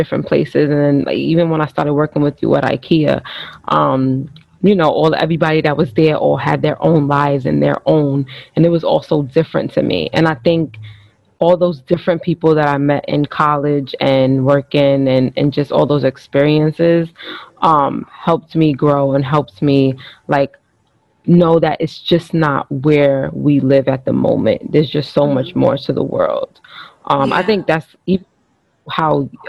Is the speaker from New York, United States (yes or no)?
yes; New York City, New York, United States; I grew up in Harlem. I spent all my life in Harlem